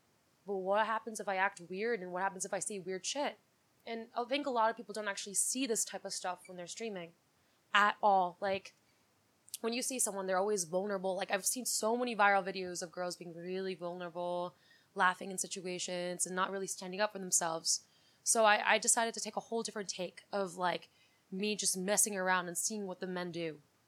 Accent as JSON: {"language": "English", "town": "New York City", "region": "New York", "country": "United States", "tie": "born or raised there", "said": "I grew up in New York City. I lived in the city."}